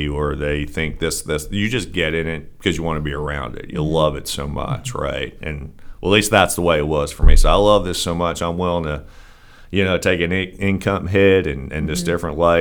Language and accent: English; Philadelphia, Pennsylvania, United States; also born or lived in Avalon, New Jersey; I was born and raised in the Philadelphia area